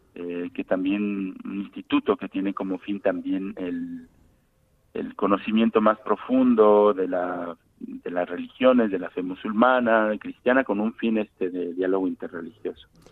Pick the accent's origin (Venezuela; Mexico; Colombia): Mexico; moved away as an adult; now in Morocco